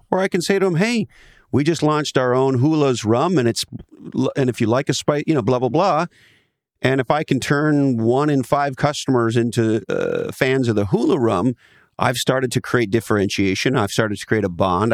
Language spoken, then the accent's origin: English; Ontario, Canada; moved away; I grew up in Canada